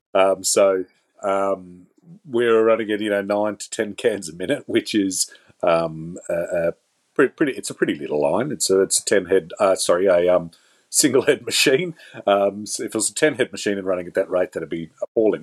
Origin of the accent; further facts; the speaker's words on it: Australia; as an Australian taxpayer